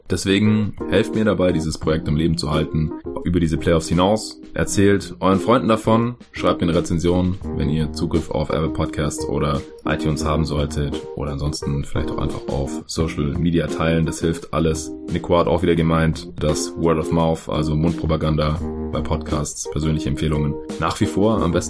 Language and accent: German; Stuttgart, Baden-Württemberg, Germany; Am Freitag fahre ich dann nach Stuttgart runter in meine Heimat, Familie besuchen